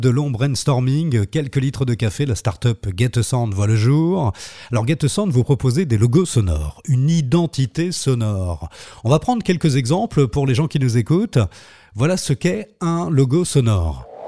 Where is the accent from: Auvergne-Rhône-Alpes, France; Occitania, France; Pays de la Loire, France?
Pays de la Loire, France; Le Mans; moved away as an adult; also born or lived in Tours; now in Bordeaux, France; je viens du euh, du, Mans.